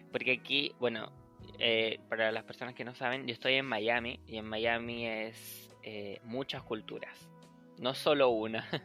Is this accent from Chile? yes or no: yes; Chile; accent: Chilean; no, soy chileno. Me dice, oh, ¿en serio? ¿No sabías que eres chileno? Porque no se te nota, porque me acostumbré tanto al hablar neutro que ya no tengo tanto el acento chileno